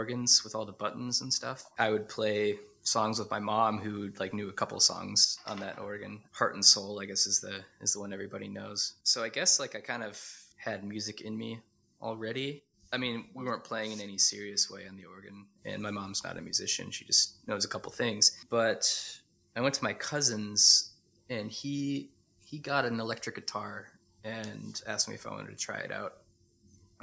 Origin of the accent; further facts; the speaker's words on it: Wisconsin, United States; moved away as an adult; also born or lived in Freiburg, Germany / Vienna, Austria; now in Hamburg, Germany; I grew up in Wisconsin in the U.S., that's where I was born and raised